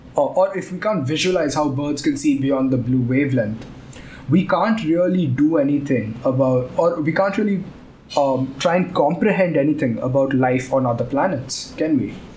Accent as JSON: {"language": "English", "town": "Chennai", "region": "Tamil Nadu", "country": "India", "tie": "born or raised there", "also_born_or_lived": "Gurgaon / Mumbai", "moved": "yes", "lives_now": "Chennai, India", "said": "I was born in Chennai and I've lived a long time in Chennai"}